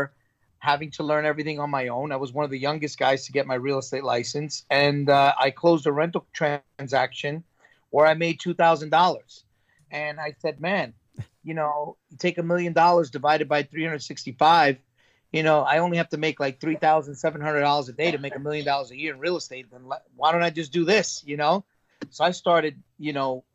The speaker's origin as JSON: {"language": "English", "town": "New York City", "region": "New York", "country": "United States", "tie": "born or raised there", "said": "I grew up in Brooklyn"}